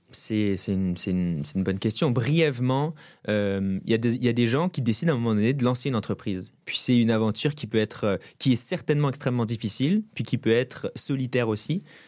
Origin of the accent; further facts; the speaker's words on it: Brittany, France; moved away as an adult; now in Montreal, Canada; Je suis breton, un petit pays à l'ouest de la France. je suis fièrement breton. Je passais les 20 premières années de ma vie au bord de la mer